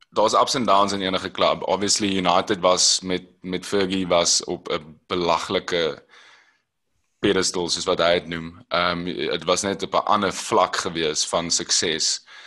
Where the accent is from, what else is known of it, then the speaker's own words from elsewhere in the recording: Robertson, Western Cape, South Africa; ek het groot geword in Robertson